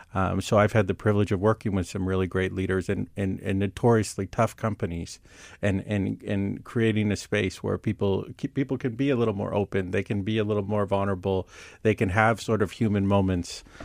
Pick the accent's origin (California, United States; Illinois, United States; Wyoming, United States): California, United States; Silicon Valley; I grew up near the Silicon Valley